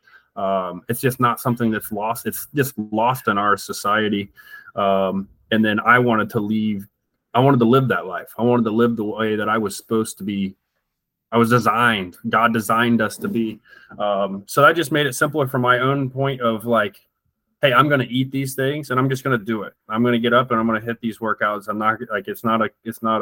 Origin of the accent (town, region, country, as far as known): United States